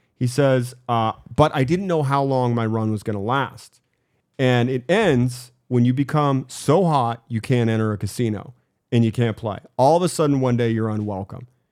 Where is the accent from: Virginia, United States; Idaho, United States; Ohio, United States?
Idaho, United States; Boise; I grew up in Boise